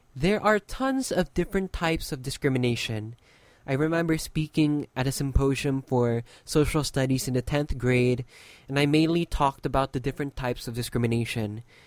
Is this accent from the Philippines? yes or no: yes; Philippines; my country